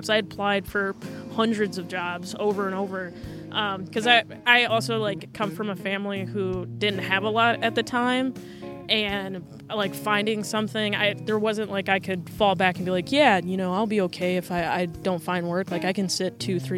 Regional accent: Muskegon, Michigan, United States; it's in Muskegon. It's my hometown.

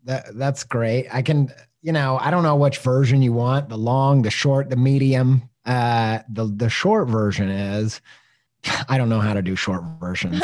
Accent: Midwest, United States; growing up in the Midwest

